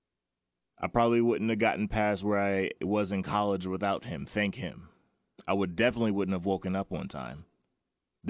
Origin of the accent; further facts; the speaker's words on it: North Charleston, South Carolina, United States; Born at MUSC Hospital. North Charleston, man. Grew up down there.